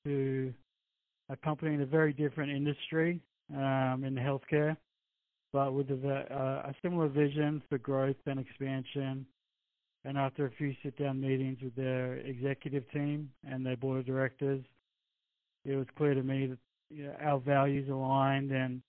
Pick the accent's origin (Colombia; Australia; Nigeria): Australia; Brisbane, Queensland; moved away as an adult; now in United States; I'm originally from Brisbane in Australia